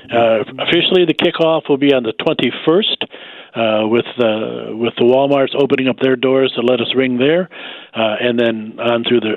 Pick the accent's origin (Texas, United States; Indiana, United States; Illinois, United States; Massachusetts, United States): Illinois, United States; Joliet; moved away as an adult; now in Wichita, United States; home is really outside of Chicagoland in Joliet, Illinois, is where home is. But obviously at 42 years, I left there a long time ago and haven't been back very much